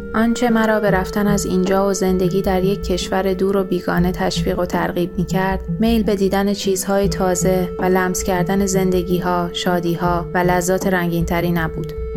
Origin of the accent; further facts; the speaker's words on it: Iran; moved away as an adult; توی خیابونای شهرم تو ایران